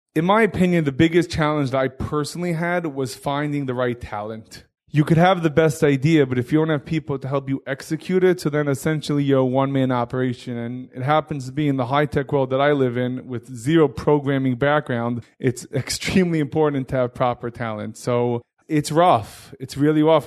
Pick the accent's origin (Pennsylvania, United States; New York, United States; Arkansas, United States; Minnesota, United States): New York, United States; New York City; I grew up in Hillcrest in, uh, Queens, New York